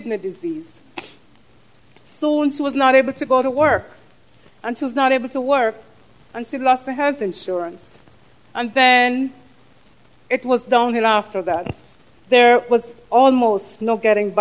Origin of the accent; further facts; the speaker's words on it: Jamaica; moved away as an adult; now in United States; I come from Jamaica. Every trip back is beautiful.